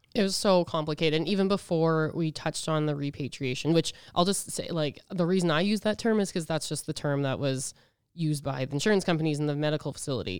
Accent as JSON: {"language": "English", "town": "Edmonton", "region": "Alberta", "country": "Canada", "moved": "yes", "lives_now": "Regina, Canada", "said": "I'm from Edmonton, but I've lived in Regina forever"}